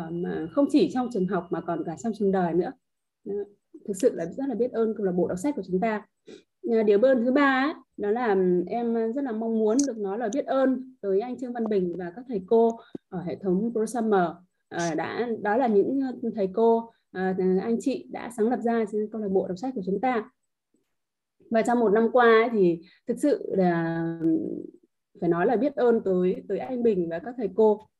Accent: Hạ Long, Quang Ninh, Vietnam; em đến từ Hạ Long, Quảng Ninh ạ.

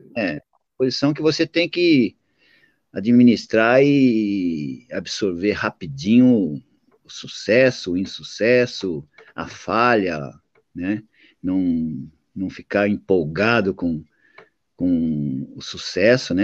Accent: Santo André, São Paulo, Brazil; moved away as an adult; now in Japan; Eu nasci em Santo André

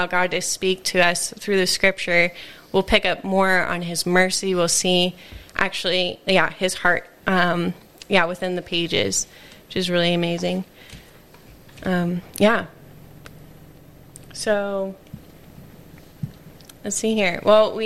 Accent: United States; moved away; I'm from America

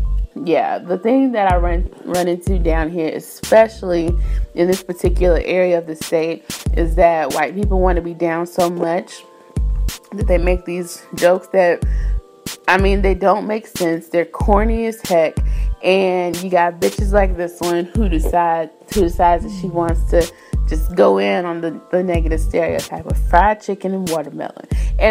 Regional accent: Ethiopia; Just to give you a background on the story, I am originally from Ethiopia.

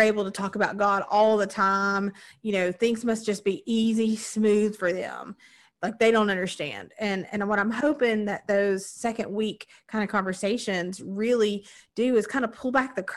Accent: Southern Appalachia, United States; we're all Appalachian, Southern Appalachian folks

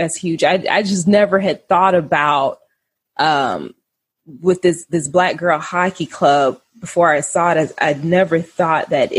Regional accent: Florida, United States; I grew up in Florida

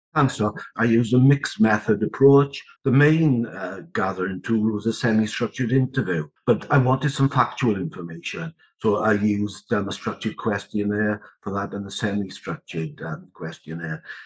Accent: the Rhondda, Wales, United Kingdom; I was born in the Rhondda, still live in the Rhondda. Uh, brought up in poverty, really, and failed the 11 plus

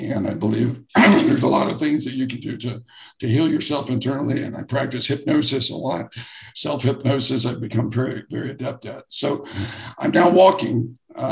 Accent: Jacksonville, Florida, United States; I grew up here in the same town that I live in now, Jacksonville, Florida

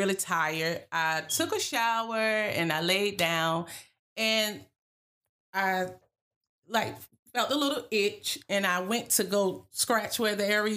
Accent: Weldon, North Carolina, United States; also born or lived in Landover, Maryland; I'm originally from Landover, Maryland, but I actually moved down here and grew up in Weldon, North Carolina, and graduated from Weldon High School.

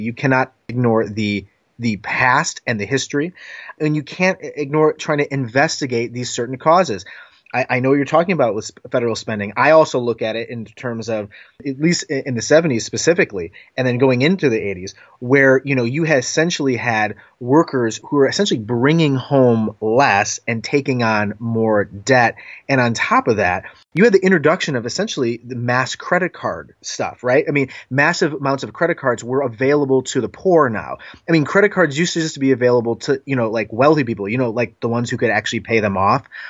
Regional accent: Northeast Ohio, United States; moved away as an adult; also born or lived in Washington, D.C. / New York area; I was from Northeast Ohio, lived in D C, then lived in New York area for five years, now back in Cleveland.

